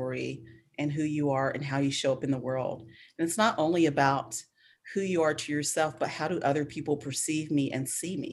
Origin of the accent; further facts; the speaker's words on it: Spartanburg, South Carolina, United States; moved away; also born or lived in Atlanta; I am from South Carolina, Spartanburg, which is the area I'm from was a very poor area and an all black area